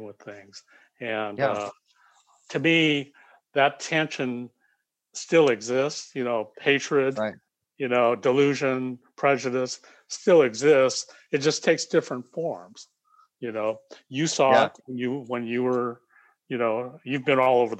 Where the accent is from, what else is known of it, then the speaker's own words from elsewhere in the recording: United States; So I'm Japanese American, but I was born in America.